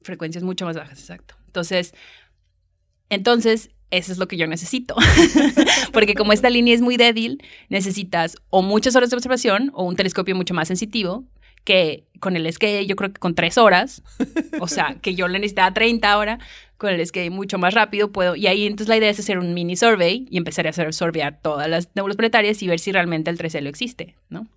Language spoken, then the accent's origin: Spanish; Monterrey, Nuevo León, Mexico; accent: Mexican; moved away as an adult; also born or lived in San Luis Potosí, Mexico; now in Leiden, Netherlands; Yo soy de Monterrey y me fui a San Luis Potosí, que está más o menos en el centro, a estudiar la carrera de física